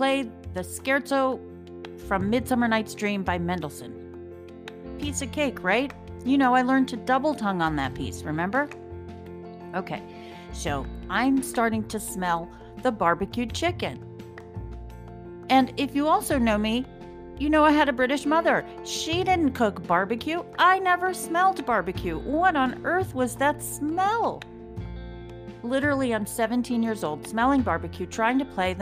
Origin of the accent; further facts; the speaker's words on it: Wilmington, Delaware, United States; I'm from Wilmington, Delaware, just down the turnpike.